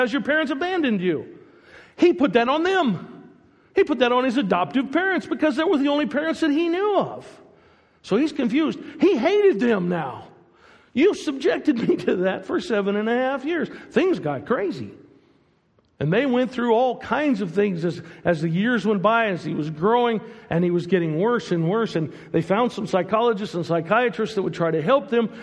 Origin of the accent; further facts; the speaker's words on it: United States; moved away as an adult; also born or lived in Portugal; I'm American